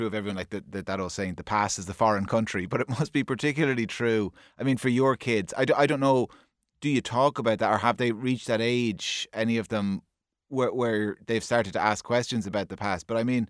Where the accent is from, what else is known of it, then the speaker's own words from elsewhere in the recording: Kilkenny, Leinster, Ireland; I'm from Kilkenny, I'm a couple of years younger than you